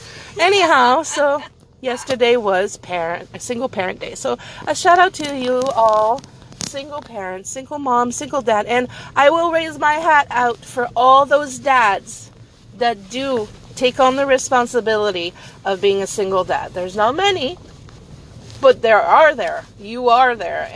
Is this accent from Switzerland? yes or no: no; Canada; because we are Canadian